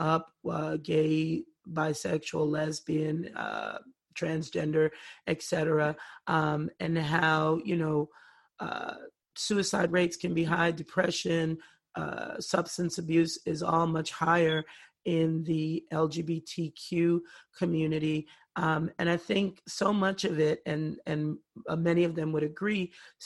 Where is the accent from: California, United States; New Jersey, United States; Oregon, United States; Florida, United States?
New Jersey, United States; now in Southwest Virginia, United States; I'm from New Jersey